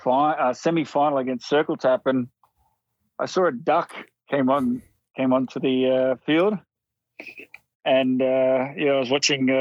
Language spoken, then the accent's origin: English; Rockhampton, Queensland, Australia; now in Brisbane, Australia; I grew up in a small country town, Rockhampton